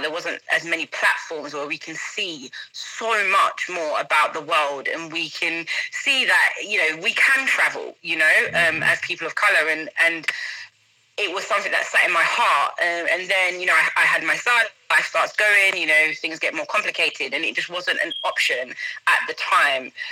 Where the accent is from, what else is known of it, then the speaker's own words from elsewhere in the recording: London, United Kingdom; moved away as an adult; growing up in London, I was able to, you know, grow up with a number of people from different backgrounds